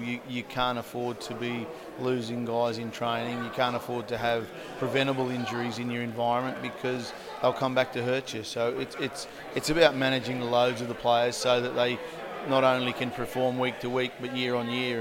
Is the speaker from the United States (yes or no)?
no; Australia; moved away as an adult; now in United Kingdom; growing up in Australia